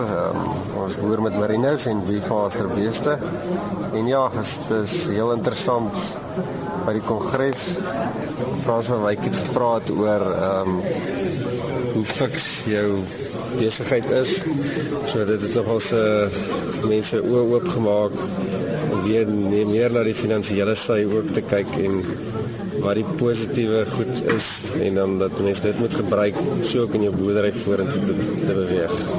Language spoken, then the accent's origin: Afrikaans; Jamestown, Eastern Cape, South Africa; Ek kom van Jamestown af. Ek hoor daar in die Jamestown omgewing